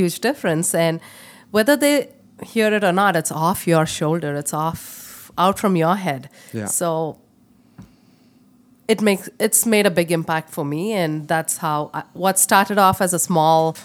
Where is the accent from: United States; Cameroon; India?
India; moved away as an adult; now in Canada; I come from India. I moved from India to Canada in 2003